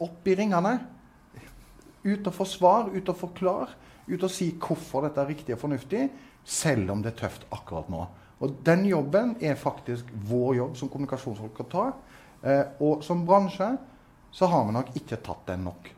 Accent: Southwestern Norway, Norway; Jeg vokste opp på Sør-Vestlandet

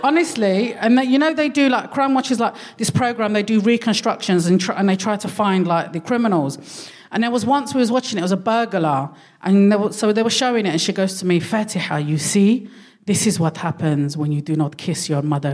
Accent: London, United Kingdom; first language Darija; English is a second language

